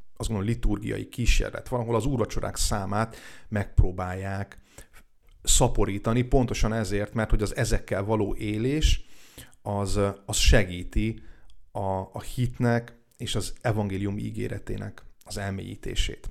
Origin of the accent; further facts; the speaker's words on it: Hungary; also born or lived in Biharnagybajom / Túrkeve; now in Dunaújváros, Hungary; a szülőfalumból, Bihar nagybajon vagy Túrkevéről